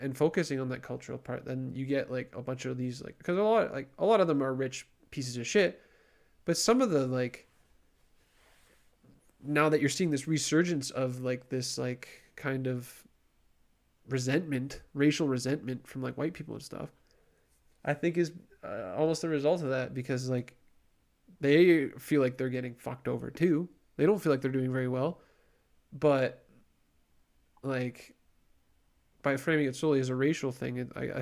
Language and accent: English; Canada